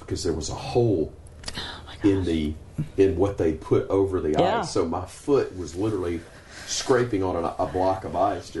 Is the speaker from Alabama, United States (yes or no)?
yes; Birmingham, Alabama, United States; It's what I grew up going to in Birmingham in the late 70s